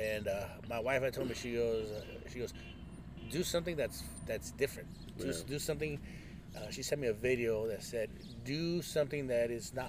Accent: Ensenada, Baja California, Mexico; born there; I was born in Ensenada too.

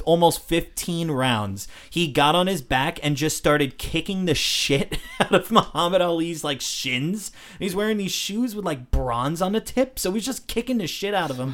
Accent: United States; as an American

